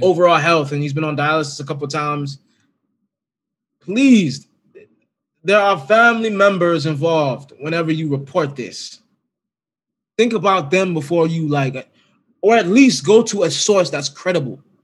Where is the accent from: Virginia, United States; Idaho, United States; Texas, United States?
Virginia, United States; I'm from Virginia